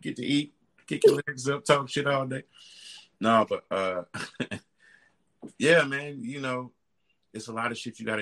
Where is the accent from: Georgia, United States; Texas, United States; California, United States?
Georgia, United States; Atlanta; I'm from Atlanta